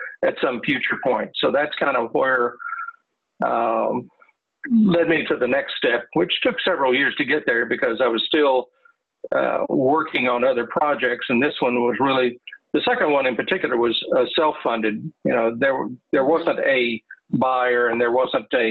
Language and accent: English; Texas, United States; moved away as an adult; also born or lived in Reading, Pennsylvania; now in Pennsylvania, United States; I'm originally from Texas